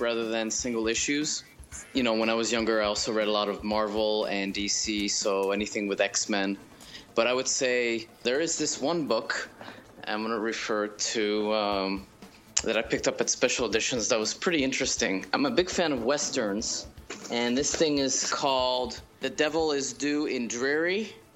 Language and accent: English; France; moved away; I was born and raised in France.